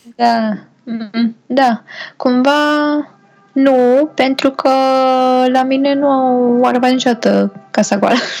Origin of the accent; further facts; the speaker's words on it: Romania; noi ca români